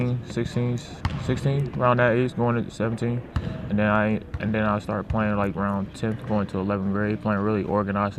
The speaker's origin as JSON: {"language": "English", "area": "Hinesville", "region": "Georgia", "country": "United States", "tie": "born or raised there", "moved": "yes", "said": "I'm from Huntsville, Georgia. I play at Liberty County High School"}